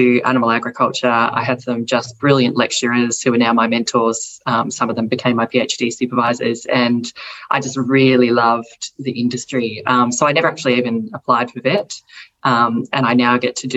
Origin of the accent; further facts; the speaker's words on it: Melbourne, Victoria, Australia; also born or lived in Frankston; I grew up here in Melbourne in a place called Eltham, or technically research